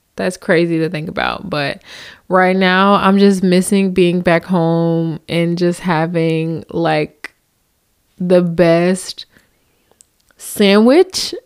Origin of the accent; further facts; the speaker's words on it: New Jersey, United States; moved away as an adult; now in Southern United States; I come from the north, so I'm from Jersey